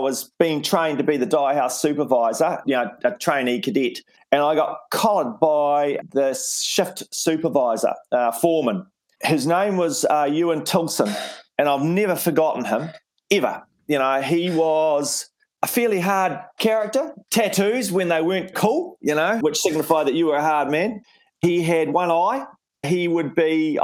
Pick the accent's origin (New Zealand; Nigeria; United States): New Zealand; Invercargill, Southland; moved away; also born or lived in Wellington; where I grew up in Invercargill in Southland